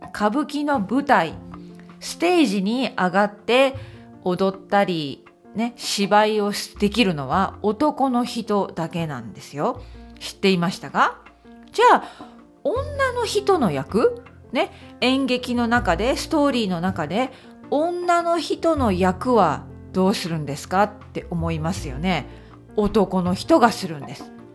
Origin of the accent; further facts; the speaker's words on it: Okayama, Japan; moved away as an adult; now in United Kingdom; ふるさとの岡山に行きますね。